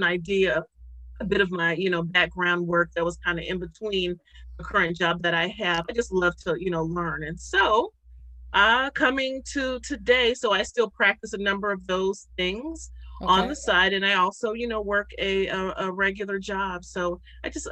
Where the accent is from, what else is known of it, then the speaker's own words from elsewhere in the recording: Youngstown, Ohio, United States; moved away as an adult; now in Cleveland, United States; I am from Youngstown, Ohio.